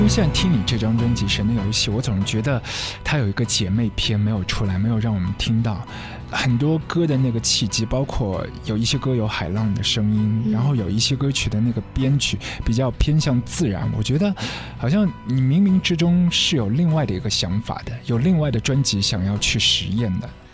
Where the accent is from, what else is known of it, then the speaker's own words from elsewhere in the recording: Shanghai, China; 在我们上海这边很多的一些乐迷，以前会到固定的地方去淘碟